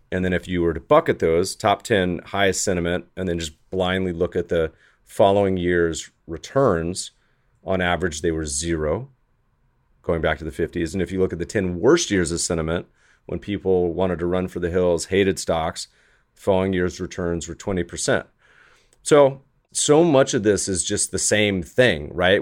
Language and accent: English; Colorado, United States; also born or lived in Winston-Salem, North Carolina / Virginia; now in Los Angeles, United States; I'm a Colorado native, was born in Colorado, spent about half my time growing up in North Carolina.